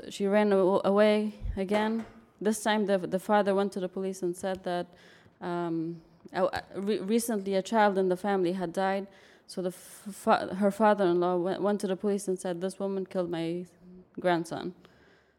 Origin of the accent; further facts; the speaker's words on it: New York City, New York, United States; also born or lived in Afghanistan; I was born in Afghanistan, but I was raised in New York City